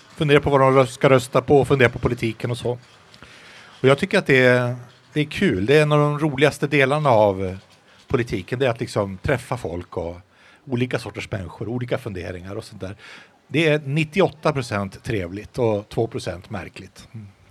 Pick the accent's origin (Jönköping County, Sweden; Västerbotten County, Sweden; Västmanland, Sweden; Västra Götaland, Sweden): Västerbotten County, Sweden; uppe hemma i Västerbotten